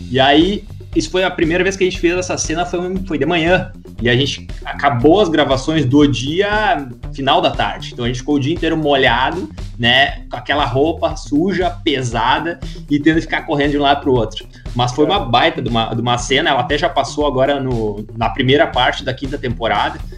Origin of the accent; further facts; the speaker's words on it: Russia; Eu não sou Viking, eu sou russo.